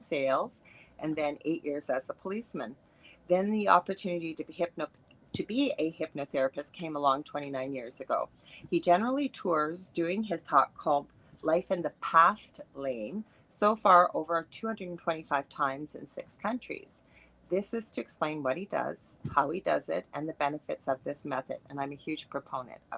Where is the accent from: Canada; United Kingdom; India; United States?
Canada; I am a Canadian clairvoyant medium